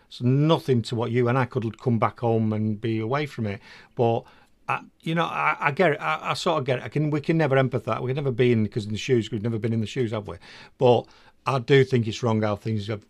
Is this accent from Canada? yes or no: no; England, United Kingdom; also born or lived in Netherlands; I'm English.